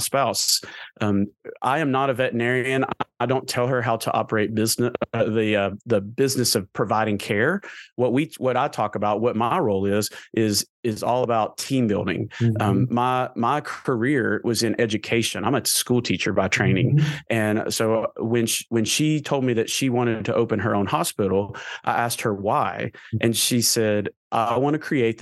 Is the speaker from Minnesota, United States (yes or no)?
no; Murfreesboro, Tennessee, United States; I grew up in Murfreesboro, Tennessee.